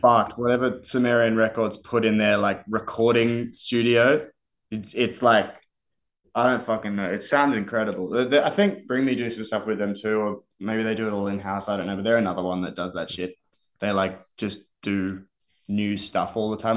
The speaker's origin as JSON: {"language": "English", "town": "Canberra", "region": "Australian Capital Territory", "country": "Australia", "said": "we're from Canberra"}